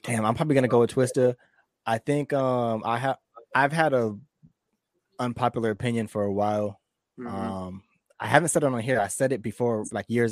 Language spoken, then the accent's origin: English; San Diego, California, United States; we're from the West Coast as well. Like, we're from San Diego